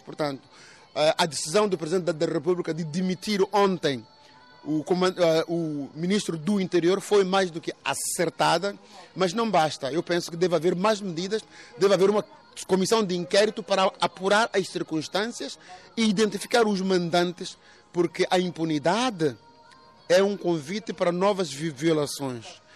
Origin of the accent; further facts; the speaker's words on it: Mozambique; eu, como moçambicano